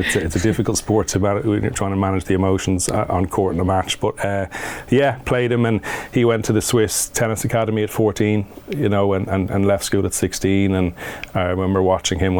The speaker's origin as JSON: {"language": "English", "country": "Ireland", "tie": "born or raised there", "said": "growing up in Ireland, we would have grown up on an AstroTurf court"}